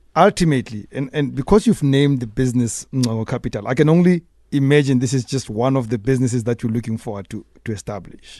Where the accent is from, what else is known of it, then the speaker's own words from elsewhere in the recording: Soweto, Gauteng, South Africa; I come from Dobsonville.